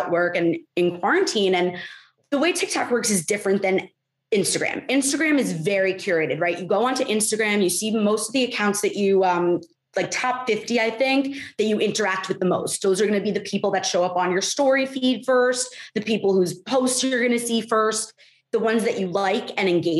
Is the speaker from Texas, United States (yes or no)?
no; New Jersey, United States; I'm really just from New Jersey. Like, I'm Jewish from New Jersey